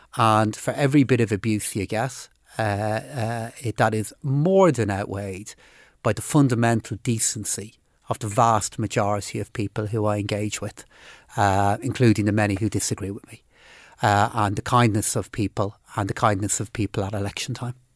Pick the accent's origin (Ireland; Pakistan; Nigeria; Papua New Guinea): Ireland; Dublin, Leinster; also born or lived in Finglas; now in Phibsborough, Ireland; But I grew up in Blanchardstown and, uh, uh, live in Fibbsborough now